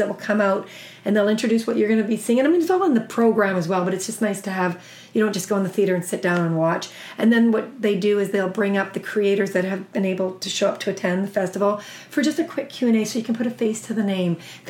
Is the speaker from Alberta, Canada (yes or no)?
yes; Alberta, Canada; I'm from Alberta